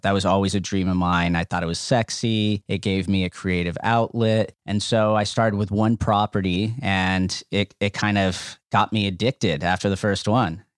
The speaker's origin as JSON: {"language": "English", "town": "Los Angeles", "region": "California", "country": "United States", "tie": "born or raised there", "said": "we grew up in El Sereno, uh, which is now a very hot market in Los Angeles"}